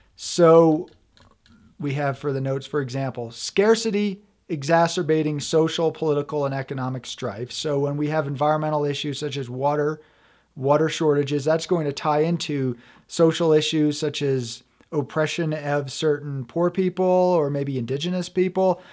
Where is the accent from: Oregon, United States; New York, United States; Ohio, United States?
New York, United States; also born or lived in Vermont; now in Colorado, United States; I'm from back east. I lived in, well, I'm from New York State. I lived in Vermont. for a total of over ten years.